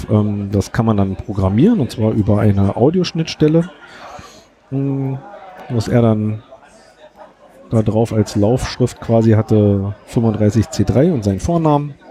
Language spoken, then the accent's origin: German; Berlin, Germany; was so ein bisschen bemerkenswert, zumindest für uns aus Berlin war, ähm, dass bei uns in Berlin gibt es Globus Baumärkte